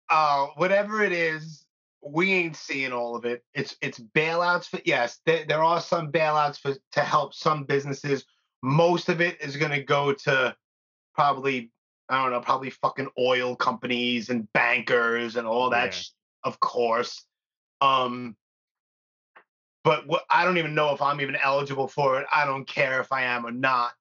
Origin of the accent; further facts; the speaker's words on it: New York, United States; I'm born and raised in New York